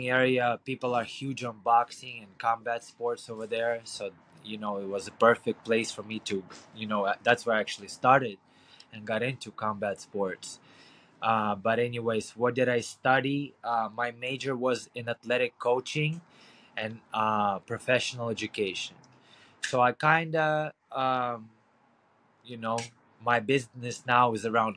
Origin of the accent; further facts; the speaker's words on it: Ukraine; English is a second language; moved away as an adult; now in United States; I was born and raised in Ukraine